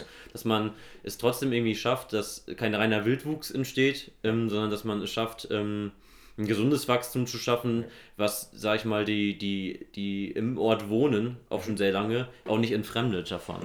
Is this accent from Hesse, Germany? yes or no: yes; Nidderau, Hesse, Germany; Ich komme aus Nidderau im Main-Kinzig-Kreis